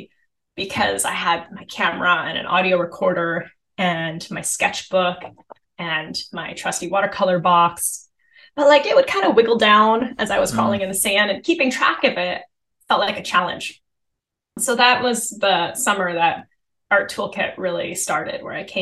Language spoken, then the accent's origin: English; Seattle, Washington, United States; also born or lived in Minnesota; I grew up in Seattle